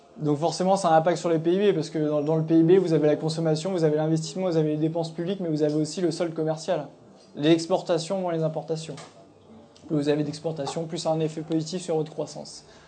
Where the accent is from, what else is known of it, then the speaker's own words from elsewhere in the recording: Nièvre, Bourgogne-Franche-Comté, France; je viens de la Nièvre